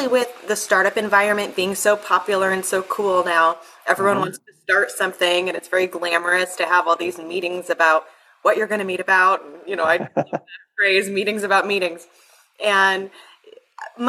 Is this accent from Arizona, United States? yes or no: yes; Sedona, Arizona, United States; I grew up in Sedona, Arizona